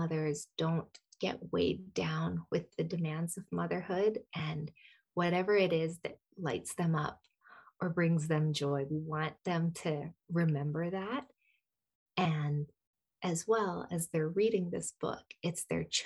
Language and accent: English; Canada; I was born and raised in Canada